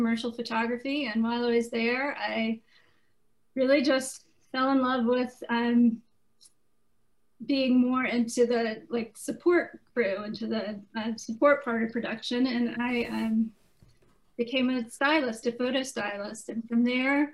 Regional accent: Mississippi, United States; moved away as an adult; also born or lived in Atlanta, Georgia; I'm from Mississippi, born and raised in Mississippi, and then moved to Atlanta in my 20s.

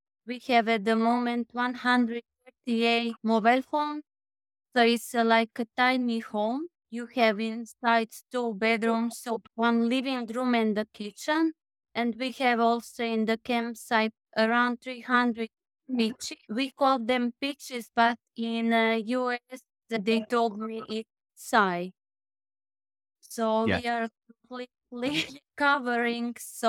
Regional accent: Croatia; I'm from Croatia.

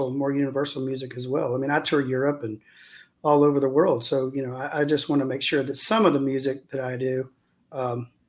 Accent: the South, United States; as a Southerner, once you stop taking it personal and realize that uh, nobody's out to get you

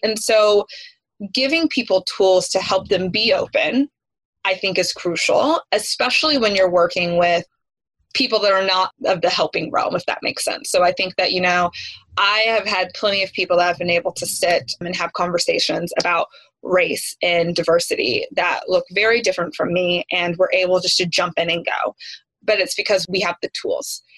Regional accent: East Tennessee, United States; I grew up in East Tennessee

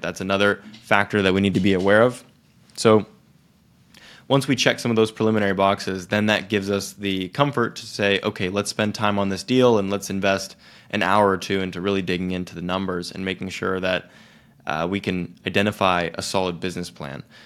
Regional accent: Silicon Valley, California, United States; growing up in Silicon Valley

